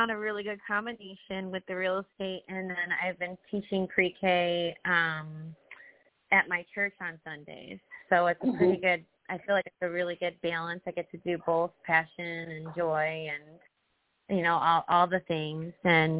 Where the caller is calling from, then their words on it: Tampa, Florida, United States; Hi, everyone. I'm … from Tampa.